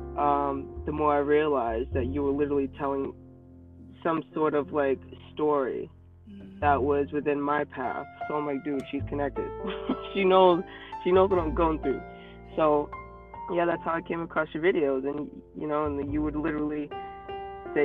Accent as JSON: {"language": "English", "town": "Boston", "region": "Massachusetts", "country": "United States", "accent": "thick Boston", "said": "I'm from Boston, Massachusetts. So if my accent comes out, you're going to have to bear with me. It just comes out. It's pretty thick"}